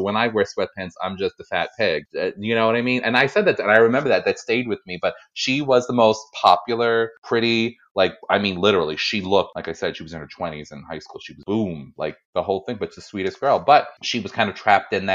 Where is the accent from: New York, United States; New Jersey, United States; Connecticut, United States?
New York, United States; We're from New York